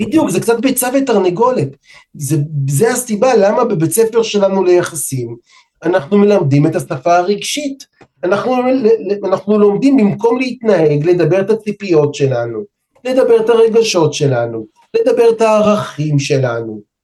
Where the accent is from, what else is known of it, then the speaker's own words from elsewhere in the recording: Israel; אני ומאיה בת הזוג שלי נולדנו פה בארץ